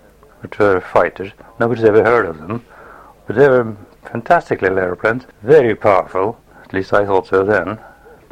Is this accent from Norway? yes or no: yes; Oslo, Norway; also born or lived in Kristiansund, Norway; we moved from there when I was 2 years old, down near Oslo. And most of my youth was spent there, near and in Oslo.